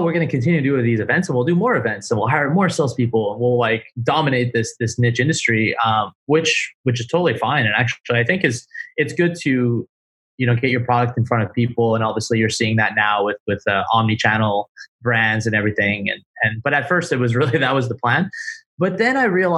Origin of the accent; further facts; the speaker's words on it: Montreal, Quebec, Canada; now in Miami, United States; I'm from Montreal. I'm Canadian.